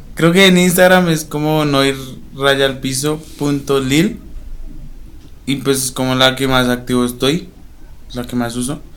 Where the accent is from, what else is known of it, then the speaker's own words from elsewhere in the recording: Bogotá, Colombia; also born or lived in Condoto, Chocó; no nací allá, yo nací en Bogotá